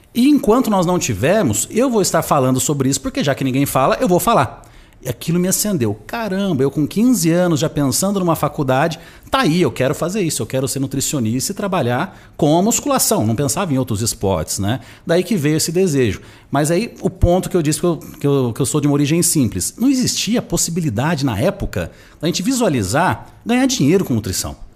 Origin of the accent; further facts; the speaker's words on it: Nova Fátima, Paraná, Brazil; moved away; also born or lived in Londrina; Sou do interior do Paraná. Eu nasci numa cidade chamada Nova Fátima, que dificilmente você vai ouvir falar, porque ela tem 5 mil habitantes